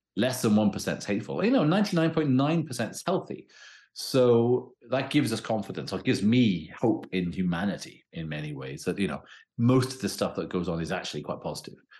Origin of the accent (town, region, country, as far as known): Wales, United Kingdom